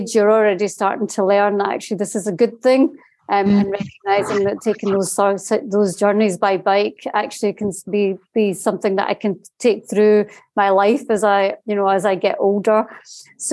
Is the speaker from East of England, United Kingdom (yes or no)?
no; Scotland, United Kingdom; I'm from Scotland. I live in the borders in Scotland